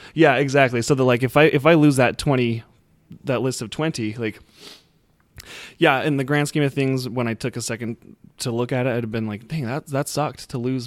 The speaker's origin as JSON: {"language": "English", "region": "Utah", "country": "United States", "said": "I'm from Utah"}